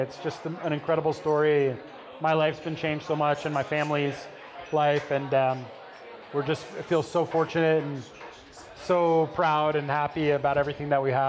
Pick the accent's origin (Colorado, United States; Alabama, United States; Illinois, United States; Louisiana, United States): Colorado, United States; also born or lived in Telluride, Colorado; now in Ventura, United States; I'm originally actually from Colorado.